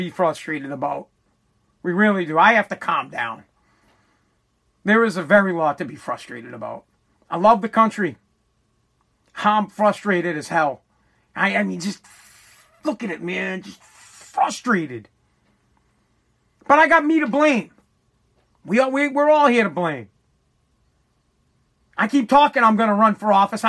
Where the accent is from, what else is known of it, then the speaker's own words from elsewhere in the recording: United States; I am American, I'm from America, and I speak American